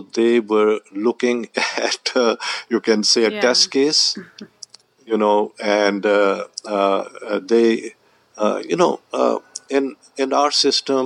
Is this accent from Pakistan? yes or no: yes; Pakistan; moved away as an adult; now in Canada; we are from Pakistan, and we came to Canada